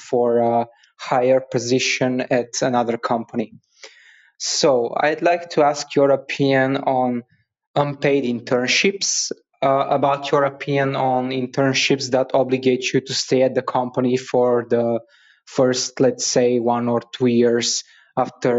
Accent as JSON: {"language": "English", "country": "Bulgaria", "said": "I'm from Bulgaria."}